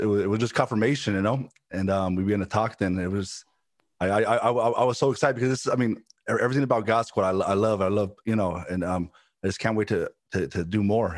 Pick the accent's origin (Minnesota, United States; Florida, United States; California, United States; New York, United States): California, United States; Los Angeles; I'm originally from Los Angeles, California. Born there. My parents, from when I was young age, they were involved in ministry. My dad's a pastor. My mom was, you know, pastor's wife. And when I was, up till I was 11, I lived in a place, South Central Los Angeles.